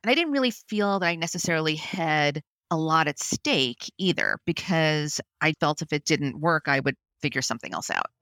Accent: New York City, New York, United States; I grew up in Brooklyn, New York

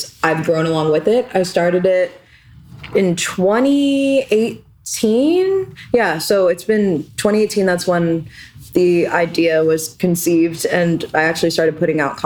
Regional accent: New York City, New York, United States; now in Philadelphia, United States; I am from Brooklyn, New York, if you didn't know. And I was a Brooklyn kid

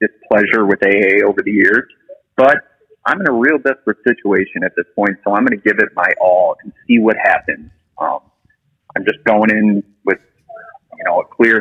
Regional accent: Chicago, Illinois, United States; moved away as an adult; now in Florida, United States; I'm from Chicago, and like I said, I bounced in and out of treatment there for years

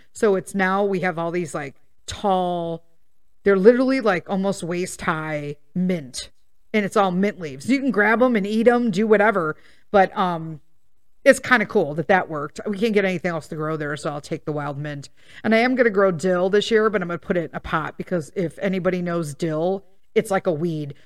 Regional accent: Melrose Park, Illinois, United States; I grew up in Melrose Park

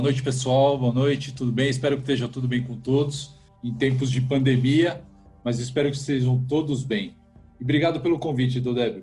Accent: Brazil; sou brasileiro, filho de libanês, meu pai é do Líbano, veio para cá, para o Brasil

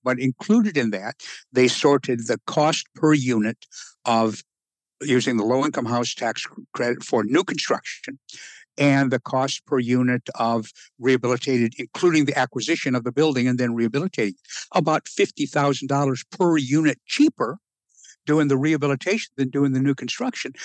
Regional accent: Rapid City, South Dakota, United States; moved away; I spent the first half of my life in Rapid City, South

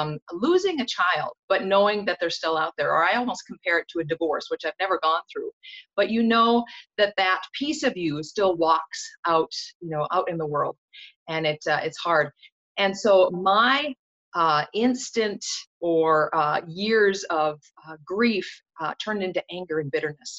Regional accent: North Dakota, United States; born and raised in North Dakota

